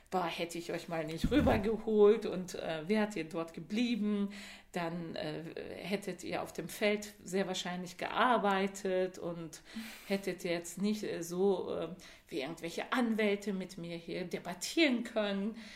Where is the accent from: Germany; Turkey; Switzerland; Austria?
Turkey; Georgian border area; born there; ist er innerhalb der Türkei von der georgischen Grenze, da wo ich geboren bin, als jugendlicher Mensch ähm, emigriert nach, ähm, zum Schwarzmeer, zur Schwarzmeerküste nach Zonguldak.